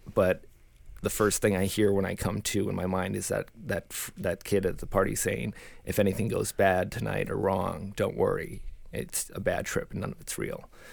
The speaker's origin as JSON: {"language": "English", "town": "Saint Paul", "region": "Minnesota", "country": "United States", "tie": "born or raised there", "said": "born and raised in Saint Paul, Minnesota"}